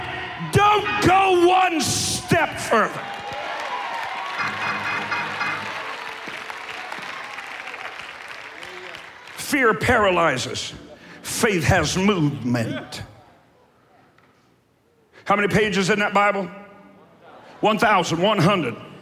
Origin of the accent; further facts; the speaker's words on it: Eastern Kentucky, United States; I'm from Eastern Kentucky